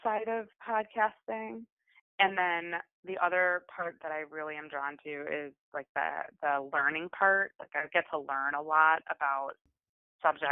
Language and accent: English; Midwest, United States; I grew up in the Midwest